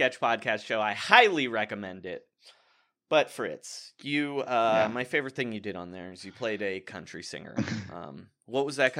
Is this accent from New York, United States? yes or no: yes; New York City, New York, United States; I'm from New York.